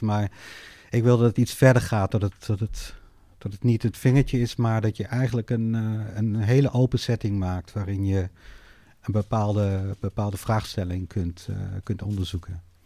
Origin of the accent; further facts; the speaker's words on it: Netherlands; ik ben opgegroeid in Nederland